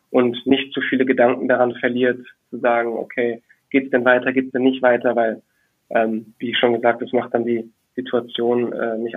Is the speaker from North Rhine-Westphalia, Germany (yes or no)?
yes; Düsseldorf, North Rhine-Westphalia, Germany; ich als äh, Düsseldorfer, der eben auch mit Tradition, Tradition groß geworden ist